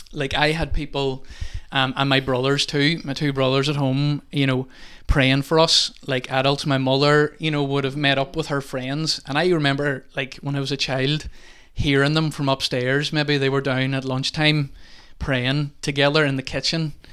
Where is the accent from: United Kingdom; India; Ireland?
Ireland; Milford; moved away as an adult; now in Convoy, Ireland; I'm from, not from Convoy, I'm actually from Milford, but have been living in Convoy now for a while